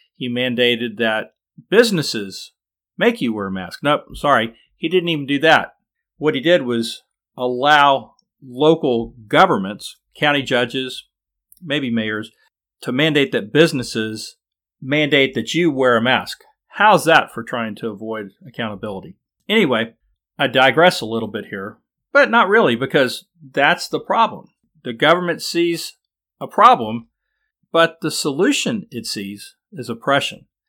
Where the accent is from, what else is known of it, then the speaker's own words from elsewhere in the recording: Austin, Texas, United States; Austin, my hometown